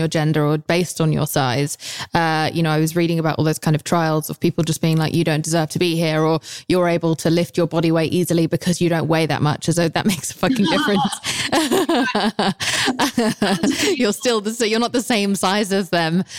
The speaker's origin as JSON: {"language": "English", "region": "England", "country": "United Kingdom", "said": "I'm English"}